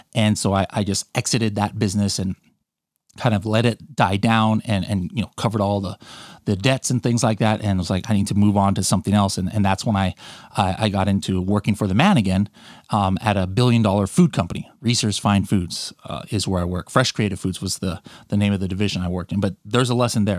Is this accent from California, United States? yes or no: yes; California, United States; I was born in California. My, my mom was born in the Philippines. My dad is American. And, um, I lived in California, you know, pretty much my whole life